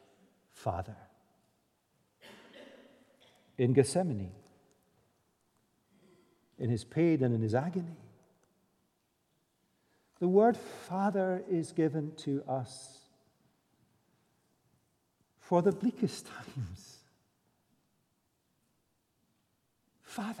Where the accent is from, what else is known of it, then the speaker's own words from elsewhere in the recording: Scotland, United Kingdom; we're Scottish.